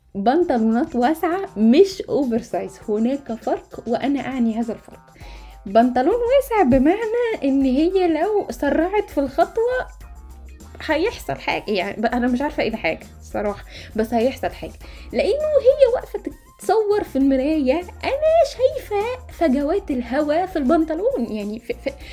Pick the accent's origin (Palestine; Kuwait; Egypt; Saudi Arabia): Egypt; احنا عرب مصريين